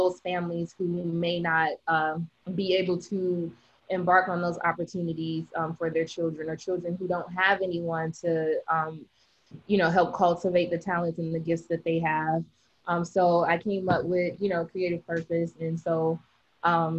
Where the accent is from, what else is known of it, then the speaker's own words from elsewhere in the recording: Detroit, Michigan, United States; now in Orlando, United States; I'm born and raised in Detroit, Michigan. Currently live in Orlando